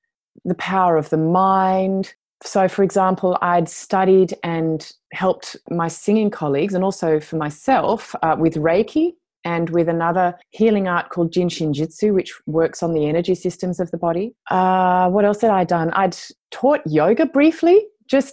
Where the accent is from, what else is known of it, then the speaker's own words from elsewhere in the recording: Australia; moved away as an adult; a return to my home country